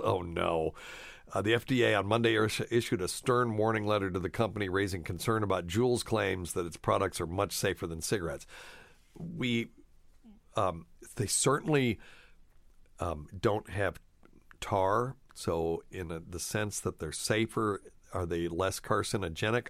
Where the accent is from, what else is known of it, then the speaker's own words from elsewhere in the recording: Appalachia, United States; I grew up in Appalachia